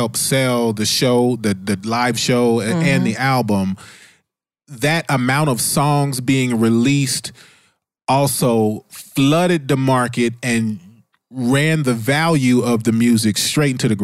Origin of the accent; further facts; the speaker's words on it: Ohio, United States; I'm from Ohio